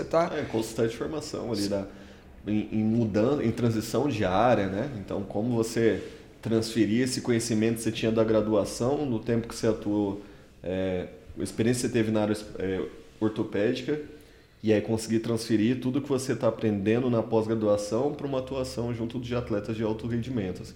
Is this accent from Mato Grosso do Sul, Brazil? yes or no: yes; Campo Grande, Mato Grosso do Sul, Brazil; moved away; sou original de Campo Grande, no Mato Grosso do Sul, fiz minha graduação lá